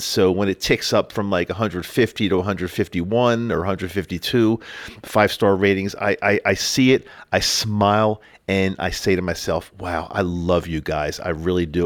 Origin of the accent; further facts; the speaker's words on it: Utah, United States; my home state of Utah